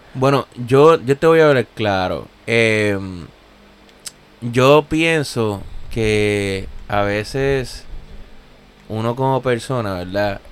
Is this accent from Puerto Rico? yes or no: yes; Gurabo, Puerto Rico; now in Corona, Queens, New York, United States; yo soy de, yo soy de Gurabo, Gurabo, Puerto Rico, el pueblo de las escaleras